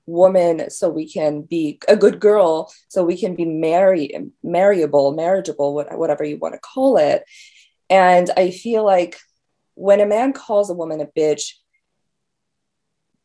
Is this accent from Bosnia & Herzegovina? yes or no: no; Iran; now in United States; I'm from Iran